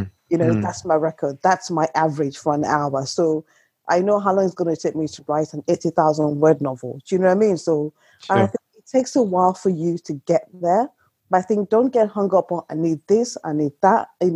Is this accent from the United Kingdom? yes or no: yes; United Kingdom; check the weather, because I'm British and that's what we do.